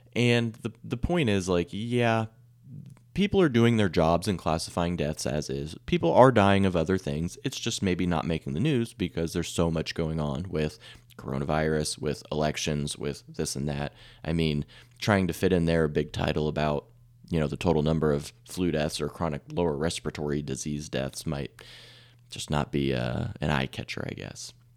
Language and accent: English; Salina, Kansas, United States; I'm from Camp Midwest, uh, the Midwest, Salina specifically